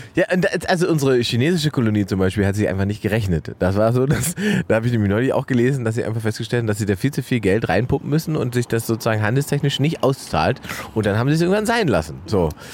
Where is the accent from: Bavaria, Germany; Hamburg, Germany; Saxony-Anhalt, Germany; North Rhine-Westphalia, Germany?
Saxony-Anhalt, Germany; Salzwedel; meiner Heimatstadt Salzwedel